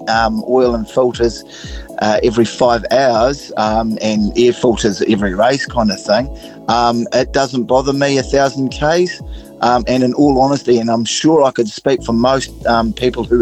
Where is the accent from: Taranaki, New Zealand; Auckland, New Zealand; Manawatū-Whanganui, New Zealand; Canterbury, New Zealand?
Taranaki, New Zealand; also born or lived in Japan; now in Southland, New Zealand; born and bred in Taranaki